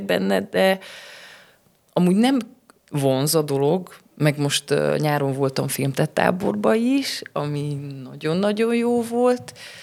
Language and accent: Hungarian; Sfântu Gheorghe, Covasna County, Romania; also born or lived in Târgu Mureș; én így születtem, én itt töltöttem a suli évet, ide kerültem vissza